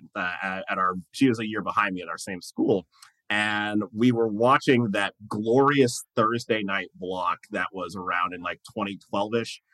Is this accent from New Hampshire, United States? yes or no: yes; Manchester, New Hampshire, United States; moved away; Growing up in New Hampshire